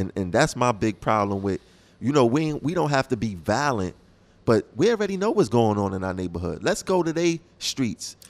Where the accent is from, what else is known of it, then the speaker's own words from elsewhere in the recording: New York City, New York, United States; I'm from the Tompkins Projects